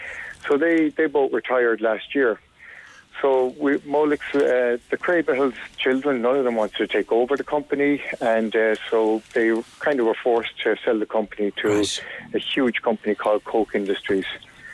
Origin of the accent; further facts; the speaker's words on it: Shannon, Munster, Ireland; I'm living in Shannon all my life. My parents came to Shannon in the late 60s